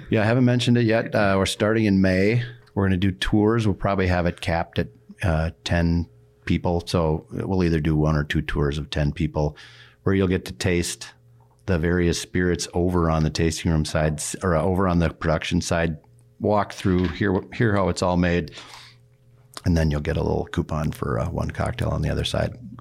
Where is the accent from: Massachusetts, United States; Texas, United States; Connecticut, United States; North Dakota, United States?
North Dakota, United States; moved away; I grew up in North Dakota, so I'm a farmer kid